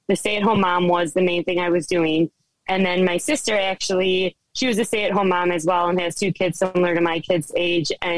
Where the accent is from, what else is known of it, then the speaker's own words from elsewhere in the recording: Kenosha, Wisconsin, United States; moved away as an adult; we are originally from Wisconsin, right on the bottom corner, actually in Kenosha, which has been in the news a lot more than it used to be. But that is where we're originally from. And I actually born and raised there